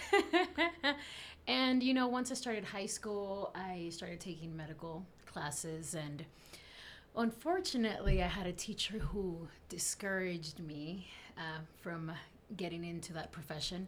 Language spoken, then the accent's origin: English; South Texas, United States; English is a second language; also born or lived in Camargo, Tamaulipas, Mexico; I grew up in Texas, South Texas.